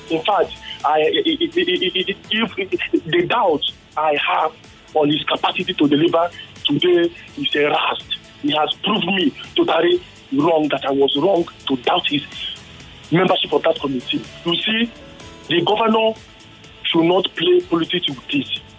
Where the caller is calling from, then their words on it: Surulere, Lagos, Nigeria; I am … from Surulere.